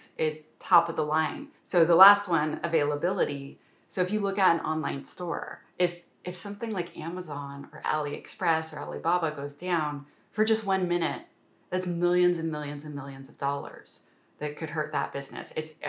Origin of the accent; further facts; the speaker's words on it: Canada; I'm a Canadian